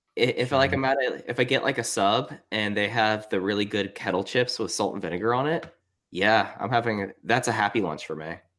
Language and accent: English; Texas, United States; I grew up in Texas